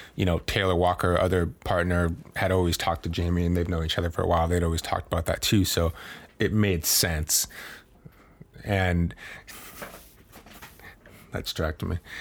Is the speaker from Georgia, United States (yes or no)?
no; Maine, United States; moved away as an adult; also born or lived in Boston; I grew up in Maine and that's my home